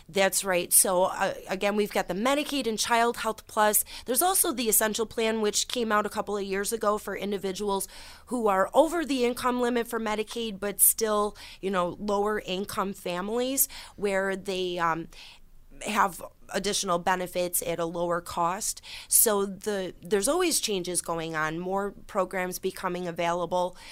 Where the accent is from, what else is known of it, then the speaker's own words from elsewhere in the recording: Orleans County, New York, United States; I started 13 years ago as a representative in my hometown county, in Orleans County, a very small rural area